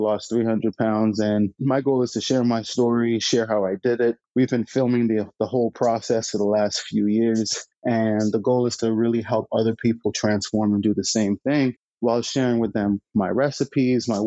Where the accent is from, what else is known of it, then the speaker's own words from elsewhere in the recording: Bahamas; I was born and raised in the Bahamas.